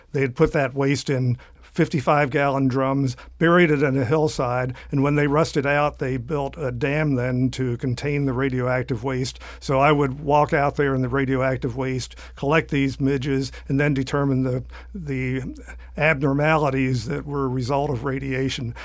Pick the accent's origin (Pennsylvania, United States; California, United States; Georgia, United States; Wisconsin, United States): Pennsylvania, United States; southeastern; now in Florida, United States; I started growing up in southeastern Pennsylvania